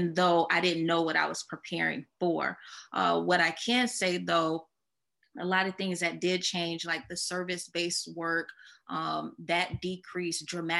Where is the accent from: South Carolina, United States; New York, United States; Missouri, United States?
South Carolina, United States; Columbia; moved away as an adult; now in Charlotte, United States; I'm originally from Columbia, South Carolina